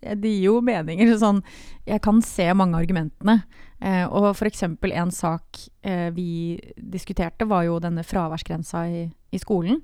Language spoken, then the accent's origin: Norwegian; Grimstad, Agder, Norway; jeg er fra Grimstad. Det er viktig å få fram. Yeah. Fra Homborsund, et bitte lite sted.